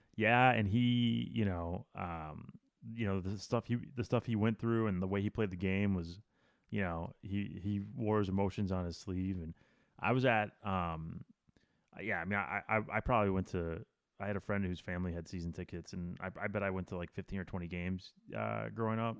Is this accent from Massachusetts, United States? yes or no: no; Wisconsin, United States; I grew up in Wisconsin